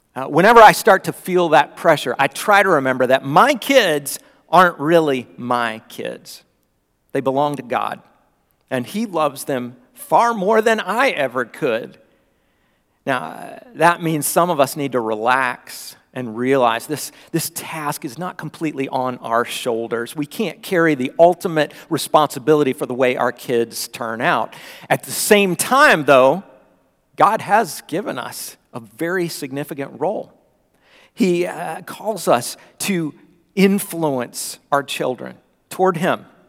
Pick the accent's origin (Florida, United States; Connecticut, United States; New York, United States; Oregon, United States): Florida, United States; moved away; when I was growing up in Florida